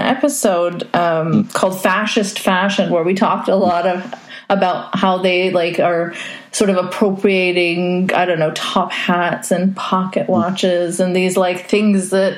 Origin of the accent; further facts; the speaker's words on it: Saudi Arabia; Like, I grew up in Saudi Arabia. So I actually grew up under Sharia law. I mean, I grew up in a compound for foreigners